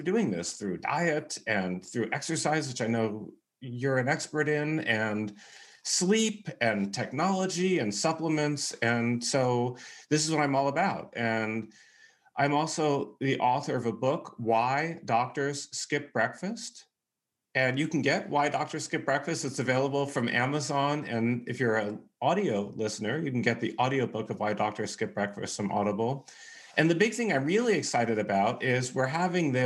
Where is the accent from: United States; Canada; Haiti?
United States; California; moved away as an adult; now in Texas, United States; I'm from California and I live pretty much my whole life in California, but I moved to Texas about a year ago